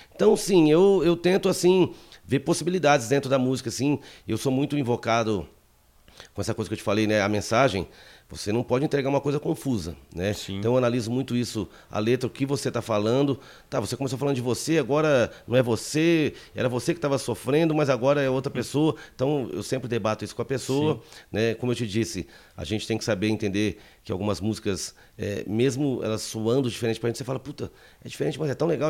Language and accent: Portuguese; Paraná, Brazil